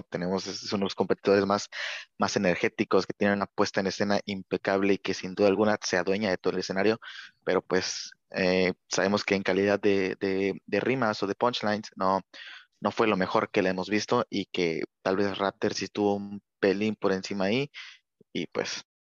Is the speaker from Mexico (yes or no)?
yes; Mexico; yo como mexicano